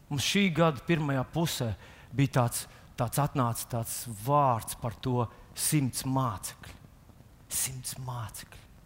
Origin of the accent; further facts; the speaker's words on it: Latvia